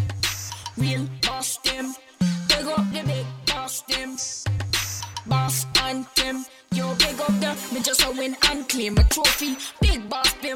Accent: Bahamas; I used to live on Eleuther. I grew up in Eleuther. That's where I'm from.

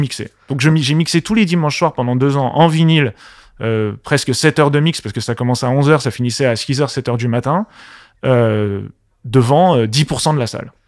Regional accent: Paris, Île-de-France, France; also born or lived in Marseille; À la base, je suis parisien. Je suis du Paris Paris 15e.

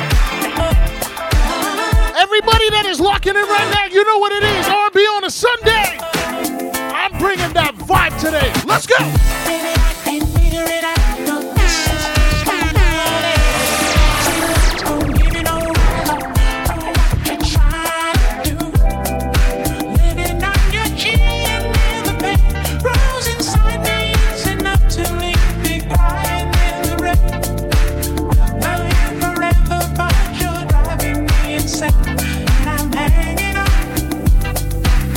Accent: Montreal, Quebec, Canada; I'm from Montreal. We speak French here

